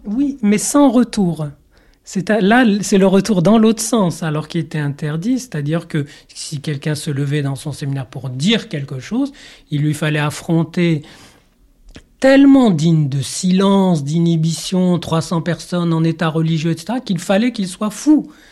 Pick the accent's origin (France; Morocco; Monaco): Morocco; moved away; dans mon enfance euh, au Maroc et mon éducation un peu biblique